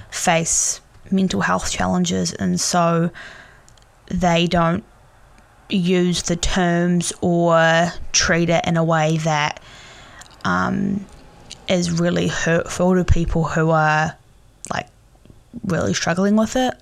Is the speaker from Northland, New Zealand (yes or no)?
no; Tauranga, Bay of Plenty, New Zealand; the Bay of Plenty and in Tauranga